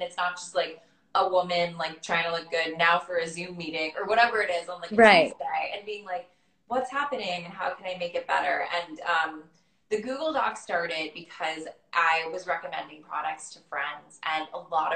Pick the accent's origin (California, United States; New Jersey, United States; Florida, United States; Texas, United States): Florida, United States; growing up in Florida